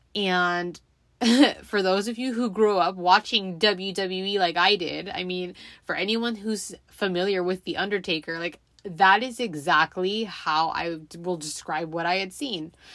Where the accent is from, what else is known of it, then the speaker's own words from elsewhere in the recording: Los Angeles, California, United States; I grew up in the San Fernando Valley, for those of you who are familiar with Southern California.